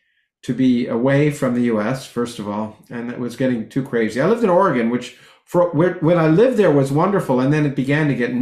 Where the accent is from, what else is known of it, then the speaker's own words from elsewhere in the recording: Toronto, Ontario, Canada; also born or lived in United States; I grew up in Canada. I was born in the United States and moved to Canada when I was 3 months old, and grew up in Toronto